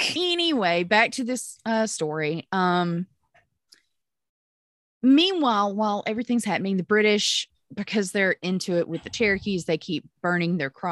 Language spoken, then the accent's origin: English; Pontotoc, Mississippi, United States; accent: Southern; now in Memphis, United States; From my hometown of Pontotoc, Mississippi